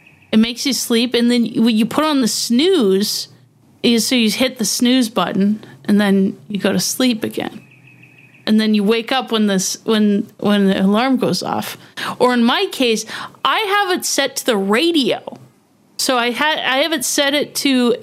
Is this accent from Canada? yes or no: yes; Canada; I'm Canadian